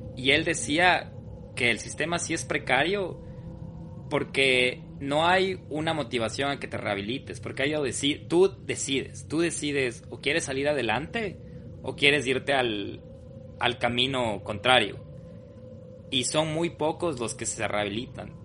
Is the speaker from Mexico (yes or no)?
no; Loja, Ecuador; moved away; desde Loja y también representando a la tierra que extrañamos personalmente la Fabia y yo